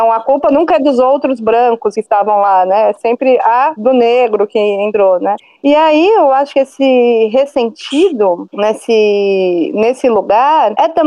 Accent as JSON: {"language": "Portuguese", "country": "Brazil", "tie": "born there", "said": "Só que eu mesmo não sei o que é Hanukkah, porque eu nasci no Brasil, entendeu?"}